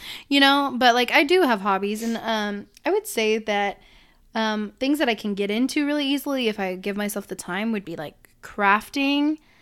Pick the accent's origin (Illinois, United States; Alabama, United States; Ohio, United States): Illinois, United States; I was born in Illinois